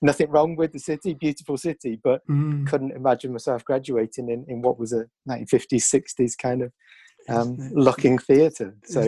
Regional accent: Birmingham, West Midlands, United Kingdom; moved away as an adult; also born or lived in Cardiff; Yeah, so I grew up in Birmingham, so I'm a Brummie, and from ultimately, I would say, working class parents

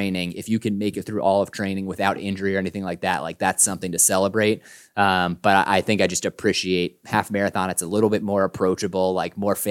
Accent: Delaware, United States; moved away; I'm originally from Delaware

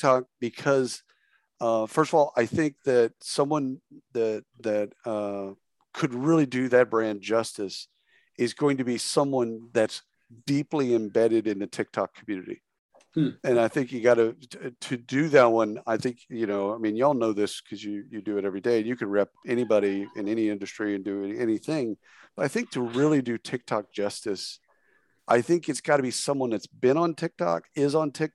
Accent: Texas, United States; I grew up obviously in Texas

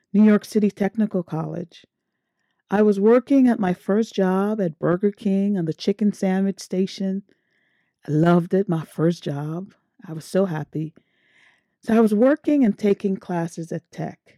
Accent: Georgetown, Guyana; moved away; I was born in Guyana, a small South American country that was formerly called British Guyana.

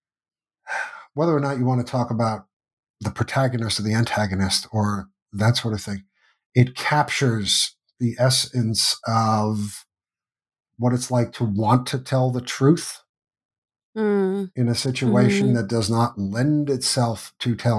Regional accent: United States; growing up in the United States

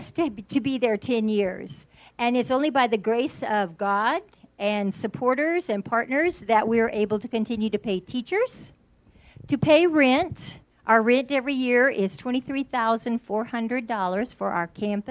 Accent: San Antonio, Texas, United States; I'm from San Antonio, Texas

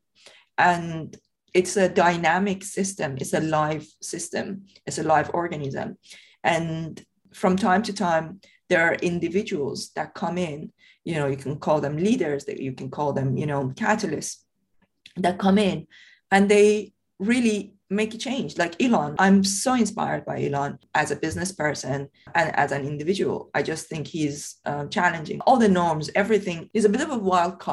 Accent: Iran; English is a second language; moved away as an adult; now in United Kingdom; I grew up in Iran. I was born and brought up in Iran. I left Iran when I was 23. I came here to the UK.

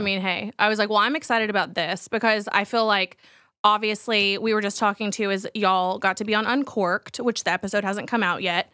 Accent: Texas, United States; as a Texan

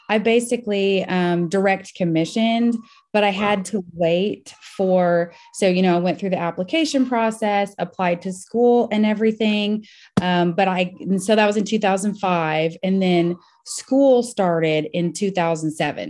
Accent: Russellville, Kentucky, United States; moved away as an adult; now in Nashville, United States; I'm originally from Russellville, Kentucky, which is not far from Nashville, where I live now

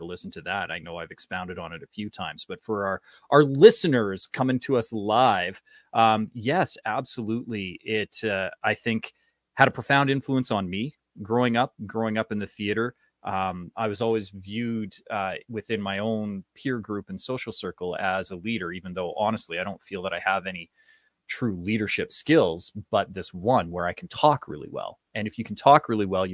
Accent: Western Canada, Canada; also born or lived in Vancouver, Canada; my family sounds like that, but growing up in Western Canada, I didn't really take to it very well.

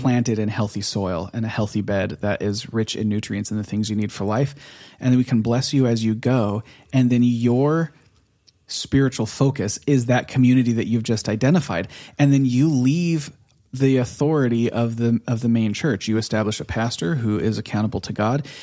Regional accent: United States; moved away as an adult; now in Norway; we're American

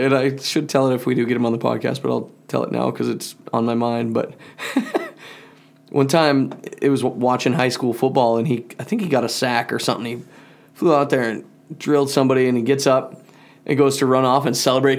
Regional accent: Malta, United States; in Malta here

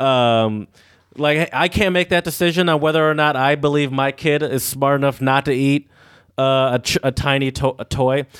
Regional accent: Michigan, United States; We're from Michigan where it's pretty free.

